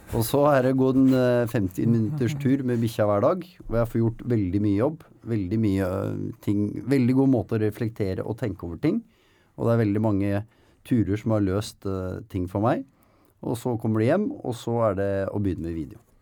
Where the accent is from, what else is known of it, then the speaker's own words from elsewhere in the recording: Nykirke, Vestfold, Norway; jeg er fra Nykirke. Ja, men... På utsida av Horten.